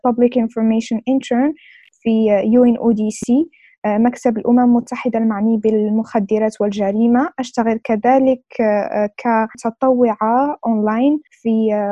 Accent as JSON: {"language": "Arabic", "country": "Morocco", "said": "أنا من المغرب"}